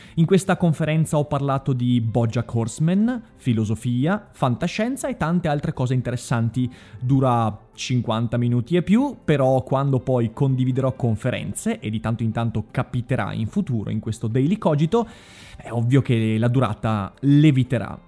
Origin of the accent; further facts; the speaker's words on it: Vicenza, Veneto, Italy; Sono vicentino